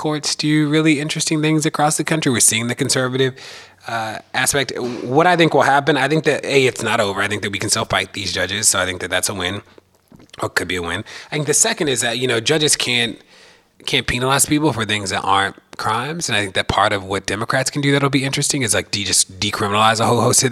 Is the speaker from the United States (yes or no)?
yes; Baltimore, Maryland, United States; moved away; also born or lived in Minneapolis; I'm from Baltimore and I've lived in Minneapolis and a host of places